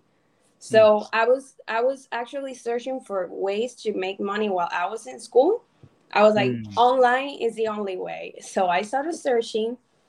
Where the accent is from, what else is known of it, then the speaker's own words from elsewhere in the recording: Cuba; now in United States; like 6 years ago, you know, I came from Cuba, following the American dream.